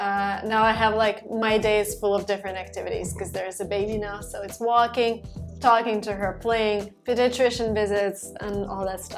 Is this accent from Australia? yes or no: no; Russia; moved away as an adult; now in United States; So I'm originally from Russia. I'm 29 years old. I moved to the US in 2016